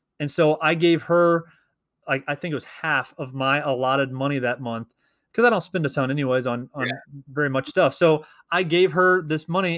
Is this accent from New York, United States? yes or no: no; Missouri, United States; we are two teachers from Missouri